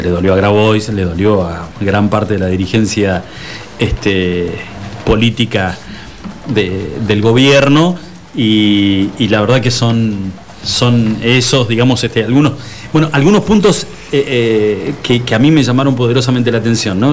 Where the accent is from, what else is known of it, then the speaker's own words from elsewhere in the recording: Argentina; cómo somos los argentinos